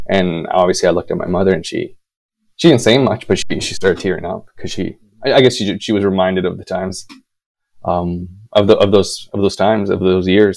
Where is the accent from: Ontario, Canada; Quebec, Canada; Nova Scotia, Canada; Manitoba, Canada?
Manitoba, Canada; Winnipeg; moved away; my hometown of Winnipeg